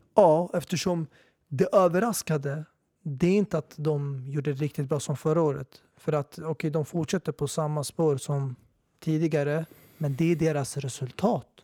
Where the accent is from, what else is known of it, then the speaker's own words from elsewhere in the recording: Sweden; jag är svensk medborgare, jag är född och uppväxt här